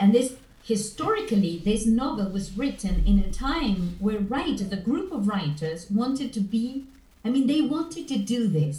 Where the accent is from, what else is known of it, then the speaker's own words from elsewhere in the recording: Buenos Aires, Argentina; born there; There's not water around where I live, just rivers. But I was born in Buenos Aires, in the capital.